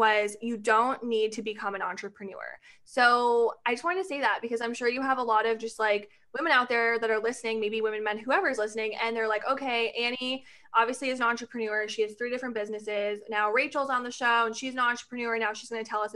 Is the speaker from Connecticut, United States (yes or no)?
yes; Connecticut, United States; now in Florida, United States; I'm actually from Connecticut and now I live in Florida